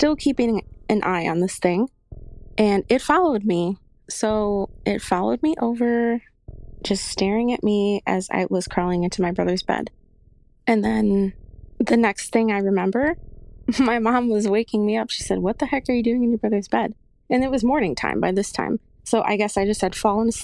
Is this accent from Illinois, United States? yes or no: yes; Chicago, Illinois, United States; Okay, so I am from Chicago.